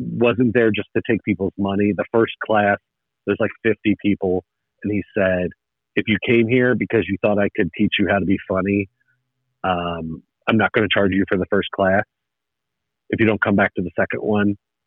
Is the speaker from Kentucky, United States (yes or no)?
yes; Northern Kentucky, United States; I was born and raised in Northern Kentucky, which is real close to Cincinnati